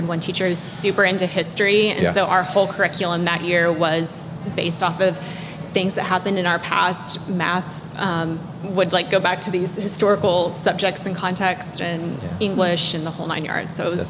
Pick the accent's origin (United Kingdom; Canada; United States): United States; Marion, Illinois; I grew up here in Marion, Southern Illinois native.